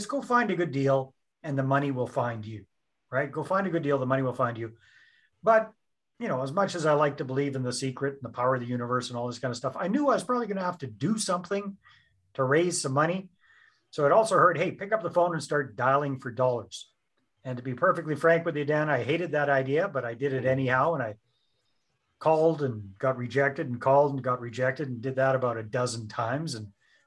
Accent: British Columbia, Canada; accent: Canadian; moved away as an adult; also born or lived in Costa Rica; I'm up in beautiful British Columbia, Canada, and born and raised here, but spent almost 14 years living overseas, 10 of those years in Costa Rica.

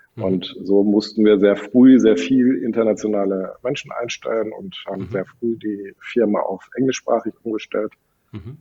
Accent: Sauerland, North Rhine-Westphalia, Germany; now in Cologne, Germany; Ich bin in einem französischen Restaurant aufgewachsen im Sauerland.

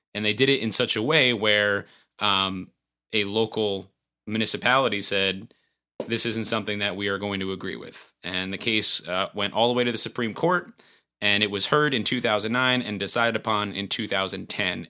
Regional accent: Montgomery, New York, United States; my hometown, the town of Montgomery.

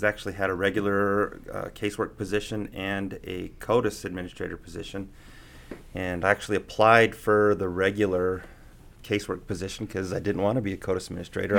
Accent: Prescott, Arizona, United States; also born or lived in Provo, Utah; now in Reno, United States; I'm from Prescott, Arizona. Born and raised Arizona boy

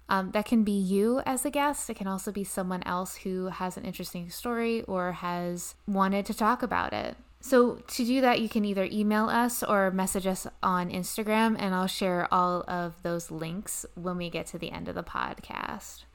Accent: Bedford, Pennsylvania, United States; moved away as an adult; also born or lived in New York; I was born in Bedford, Pennsylvania, very small town. I started in theater at a very young age with the Bedford County Players in Bedford, Pennsylvania

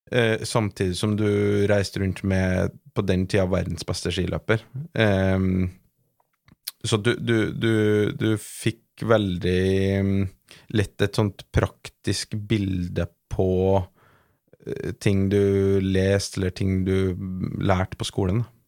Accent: Trøndelag, Norway; accent: Trøndelag dialect; moved away; som du hører på dialekten, så er jeg jo ikke fra Oslo. Jeg er ikke født og oppvokst på NIH. E eh, jeg er jo fra Trøndelag

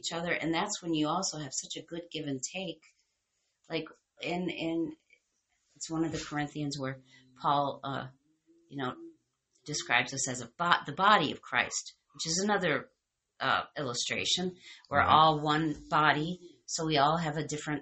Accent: United States; we're American

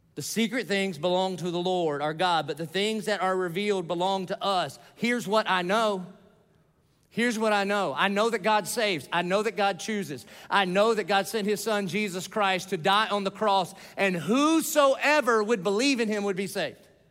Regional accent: the South, United States; I grew up in the South

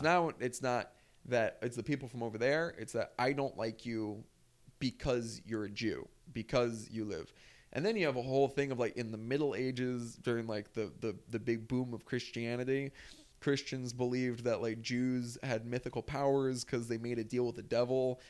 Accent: New Jersey, United States; I'm from North Jersey. It's a pretty liberal area where I grew up

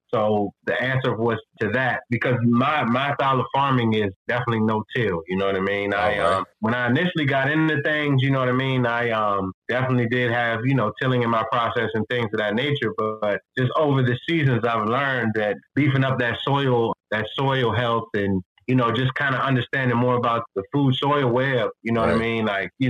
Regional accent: Fredericksburg, Virginia, United States; born there; I was born in Fredericksburg, Virginia, which is, again, another suburb. Well, it's become a suburb of Washington, D.C., but I was born in Fredericksburg, Virginia.

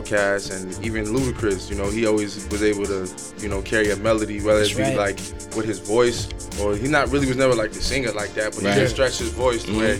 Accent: Atlanta, Georgia, United States; now in New York City, United States; I'm originally from New York City. I moved to Atlanta when I was a kid, but I spent all my summers and holidays from like up 18 years here. So right. It's like I spent like 65% of my life in Georgia and like 35% here, but my entire family's from here.

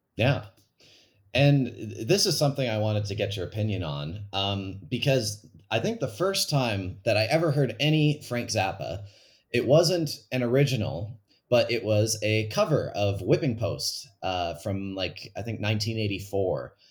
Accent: Calgary, Alberta, Canada; my hometown of Calgary

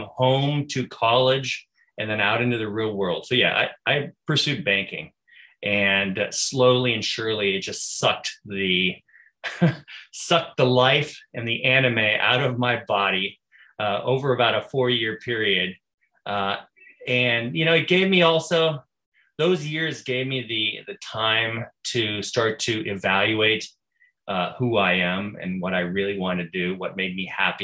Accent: Santa Rosa, California, United States; I grew up in Santa Rosa, California

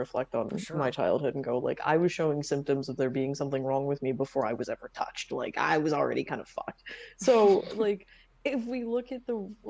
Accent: the South, United States; I grew up in the South too

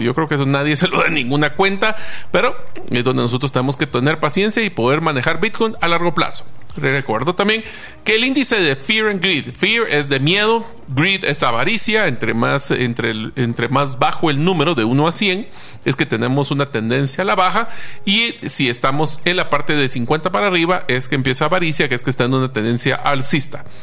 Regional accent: Guatemala; nosotros como guatemaltecos

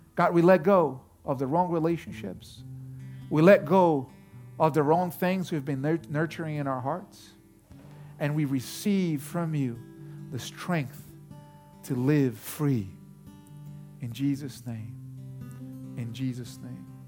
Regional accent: Brazil; moved away; I was born in Brazil

